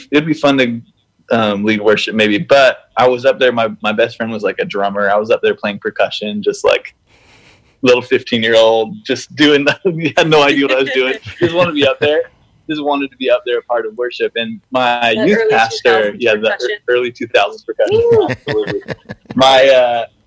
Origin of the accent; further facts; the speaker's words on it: Canada; I grew up in Canada and played hockey, played basketball, played everything